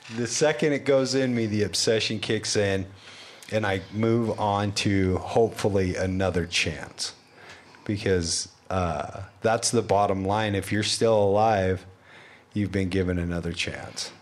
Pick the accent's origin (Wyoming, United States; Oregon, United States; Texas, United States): Wyoming, United States; I grew up in Wyoming